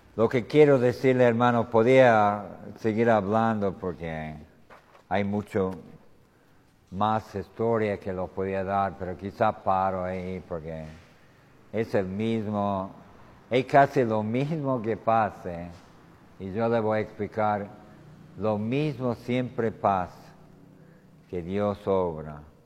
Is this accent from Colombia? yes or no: no; United States; Spanish is a second language; moved away as an adult; now in Tucumán, Argentina; yo vengo de los Estados Unidos